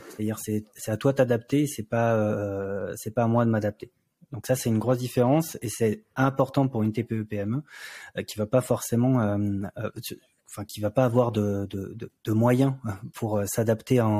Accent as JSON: {"language": "French", "country": "France", "said": "puisque on est français et que euh, quasiment toute notre équipe est française"}